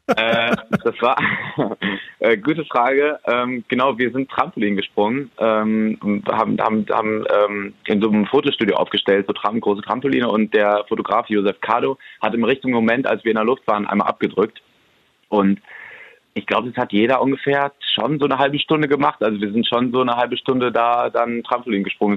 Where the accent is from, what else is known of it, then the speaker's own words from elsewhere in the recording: Hamm, North Rhine-Westphalia, Germany; now in Berlin, Germany; wir haben ganz viele Freunde hier, unsere Familien sind hier und ist für uns nach wie vor einfach die, die Heimat und man fühlt sich hier so richtig zu Hause